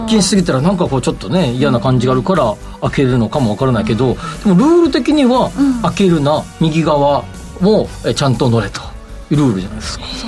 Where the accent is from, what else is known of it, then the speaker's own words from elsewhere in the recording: Kansai, Japan; now in Tokyo, Japan; 出身があっちなんで